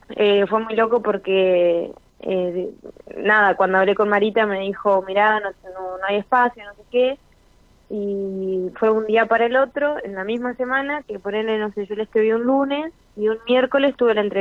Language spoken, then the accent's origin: Spanish; Paraná, Entre Ríos, Argentina; yo arranqué la, terapia estando en Paraná, yo soy de Paraná, y arranqué la terapia estando allá.